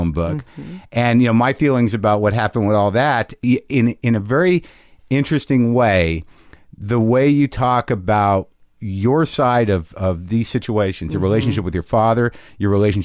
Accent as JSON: {"language": "English", "region": "New Mexico", "country": "United States", "tie": "born or raised there", "moved": "yes", "said": "I grew up in New Mexico, which is a small city"}